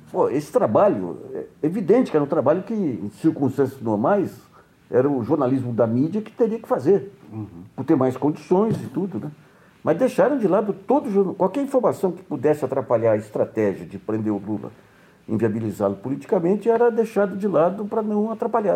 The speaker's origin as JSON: {"language": "Portuguese", "country": "Brazil", "said": "como brasileiro mais influente"}